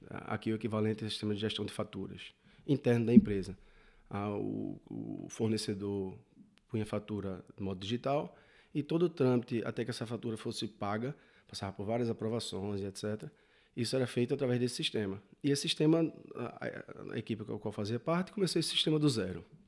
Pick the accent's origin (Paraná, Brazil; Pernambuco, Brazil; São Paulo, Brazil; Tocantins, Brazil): Pernambuco, Brazil; Recife; moved away as an adult; now in Portugal; eu sou de Recife, eh, no Nordeste, muito calor, muita praia